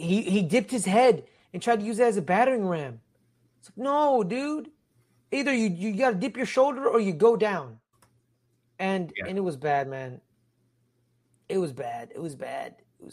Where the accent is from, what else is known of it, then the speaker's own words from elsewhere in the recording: California, United States; I'm a Californian rooting for the New York Giants.